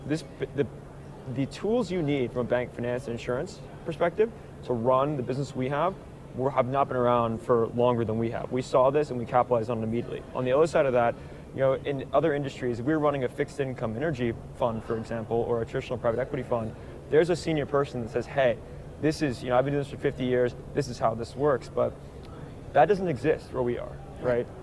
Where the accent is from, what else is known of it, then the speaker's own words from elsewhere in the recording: Tulsa, Oklahoma, United States; I grew up in Tulsa